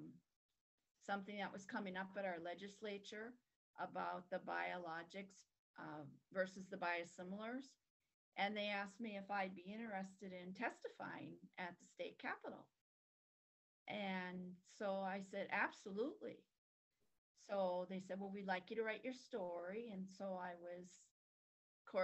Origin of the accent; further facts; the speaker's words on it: North Dakota, United States; I was from North Dakota